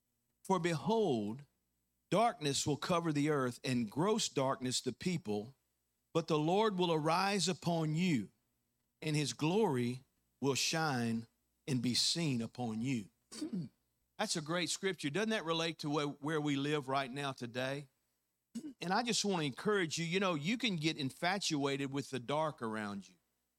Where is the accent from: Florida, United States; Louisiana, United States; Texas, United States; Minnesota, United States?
Louisiana, United States; now in Mississippi, United States; How many know that 10 years ago, you know, when I first moved here and planted a church, I came from Louisiana.